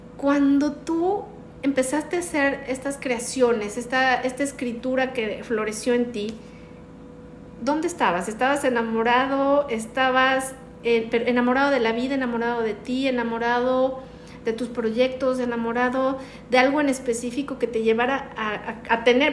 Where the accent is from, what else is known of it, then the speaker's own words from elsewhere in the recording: Mexico; uno de los lugares que más me gustan en mi país, que es la Sultana del Norte, Monterrey, Nuevo León